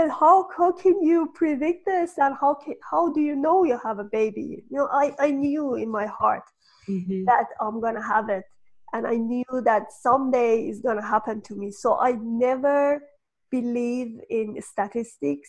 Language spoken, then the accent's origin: English; Iran; moved away as an adult; I'm from Iran, and Iran was in war for years